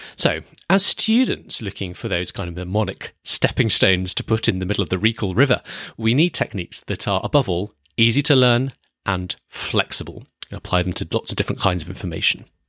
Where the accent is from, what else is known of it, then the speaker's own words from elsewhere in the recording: United Kingdom; I'm British.